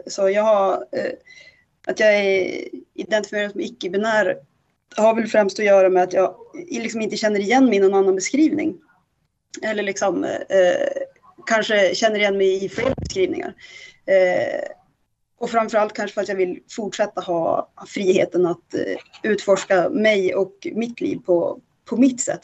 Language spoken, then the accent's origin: Swedish; inland Norrland, Sweden; now in Stockholm, Sweden; jag kommer från ett ganska litet ställe. Mm. Eh, som, eh, och, och ganska heteronormativt. Liksom Norrlands inland, pytteliten by. Alla känner alla